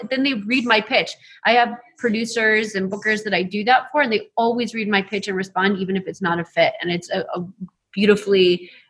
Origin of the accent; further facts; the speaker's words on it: LaSalle, Illinois, United States; It is LaSalle, Illinois. Okay. Central Illinois.